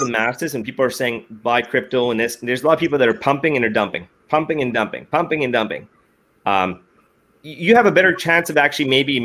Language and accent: English; Edmonton, Alberta, Canada; I was born and raised in Alberta.